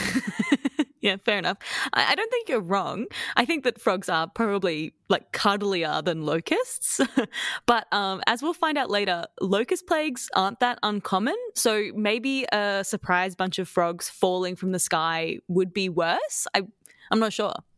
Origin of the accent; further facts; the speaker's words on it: Queensland, Australia; I'm from Queensland